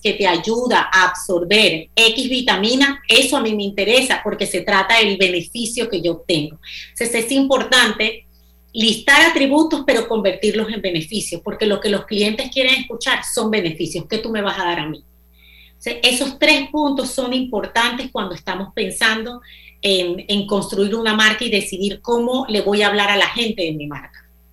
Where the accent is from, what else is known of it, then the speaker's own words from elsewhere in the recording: Panama; moved away as an adult; also born or lived in United States; yo soy panameña